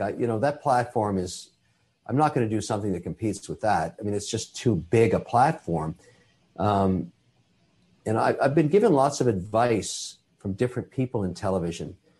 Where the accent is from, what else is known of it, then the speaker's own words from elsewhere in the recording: Canada; I'm a Canadian citizen. I'm also Irish